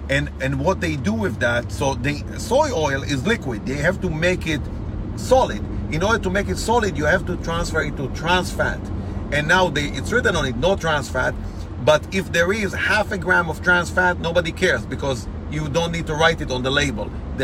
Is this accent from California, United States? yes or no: no; Massachusetts, United States; when we grew up in Massachusetts.